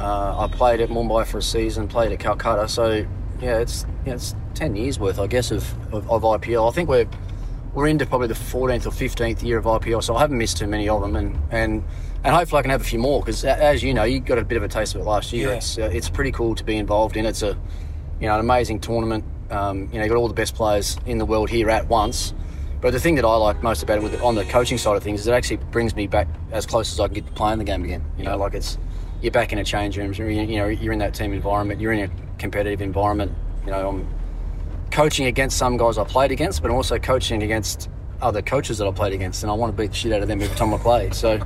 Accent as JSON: {"language": "English", "region": "Tasmania", "country": "Australia", "tie": "born or raised there", "said": "Like growing up in Tassie and, you know, playing all your junior cricket on AstroTurf where you didn't have to worry about the ball spinning too much."}